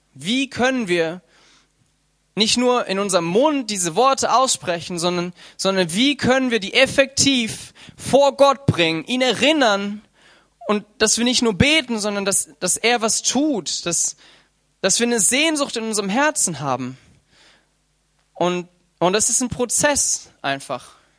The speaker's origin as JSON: {"language": "German", "country": "Germany", "said": "wir alle als Deutsche"}